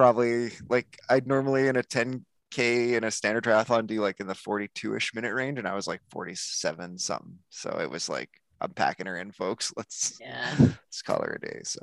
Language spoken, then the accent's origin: English; Calgary, Alberta, Canada; I come from Calgary, Alberta